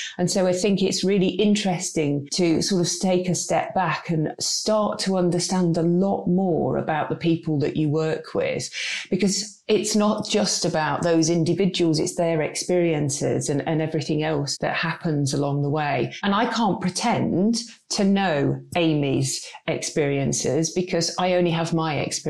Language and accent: English; United Kingdom; there is a little bit of fear of getting it wrong and not wanting to say the wrong thing, because we are very British.